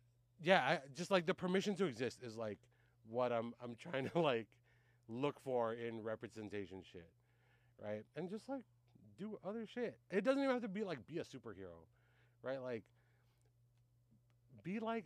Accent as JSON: {"language": "English", "country": "United States", "tie": "born or raised there", "said": "my upbringing here as a Filipino"}